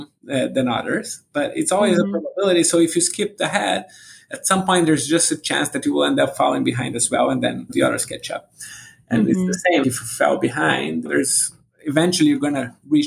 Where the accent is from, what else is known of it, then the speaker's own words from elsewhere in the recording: Brazil; moved away; I'm originally from Brazil